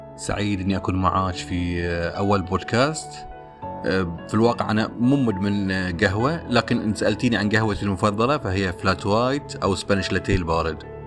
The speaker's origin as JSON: {"language": "Arabic", "country": "Bahrain", "said": "عندنا في البحرين"}